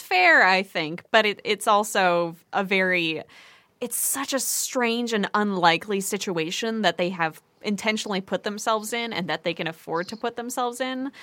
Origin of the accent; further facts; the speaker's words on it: Port Townsend, Washington, United States; my hometown of Port Townsend